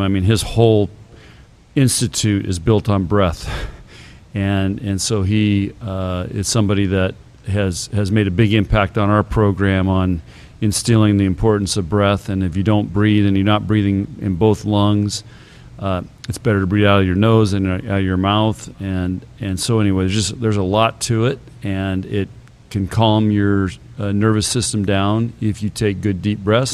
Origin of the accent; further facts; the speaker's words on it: San Diego, California, United States; now in Nebraska, United States; I grew up in San Diego